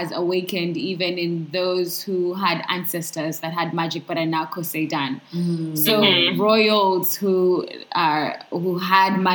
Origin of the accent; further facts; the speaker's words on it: Uganda; I'm Ugandan